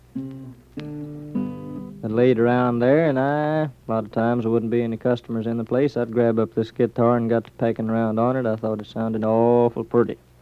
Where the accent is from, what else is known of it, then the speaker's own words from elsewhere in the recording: Okemah, Oklahoma, United States; moved away; I was born there in July the 14th, 1912